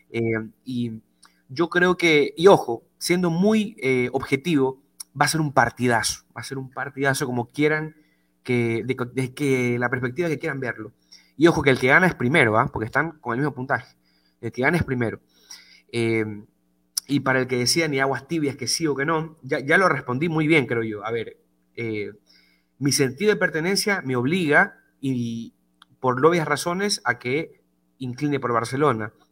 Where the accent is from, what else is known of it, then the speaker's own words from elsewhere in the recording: Ecuador; Eh, yo soy ecuatoriano, ¿ok? Por ende, yo siempre voy a defender a los equipos de mi país cuando están internacionalmente compitiendo.